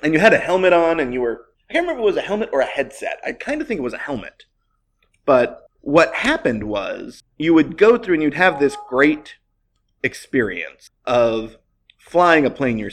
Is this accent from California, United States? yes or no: yes; Silicon Valley, California, United States; Growing up in Silicon Valley in the 1990s